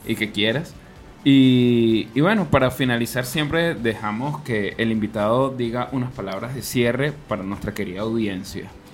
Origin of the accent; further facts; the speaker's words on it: Venezuela; now in Chile; lo vivimos nosotros como venezolanos